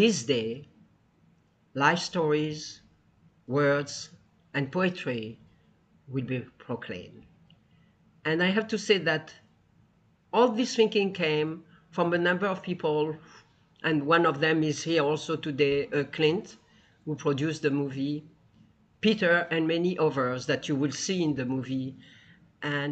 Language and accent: English; Tunisia; now in United States; I come from Tunisia, 2,000 years of Jews.